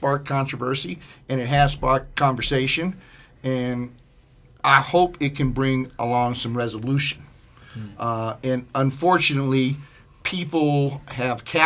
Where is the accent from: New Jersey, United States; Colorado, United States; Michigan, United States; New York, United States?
Colorado, United States; Denver; I grew up in Montbello with a single mom